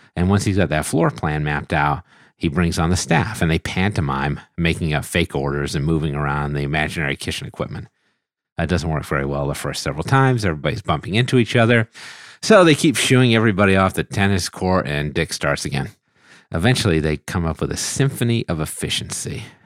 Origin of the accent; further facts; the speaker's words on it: United States; accent: American English; my American English accent